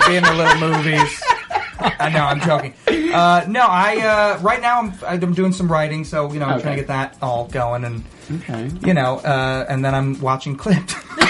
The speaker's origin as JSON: {"language": "English", "town": "Chicago", "region": "Illinois", "country": "United States", "tie": "born or raised there", "said": "I grew up in Chicago and we loved seeing stuff that took place in Chicago."}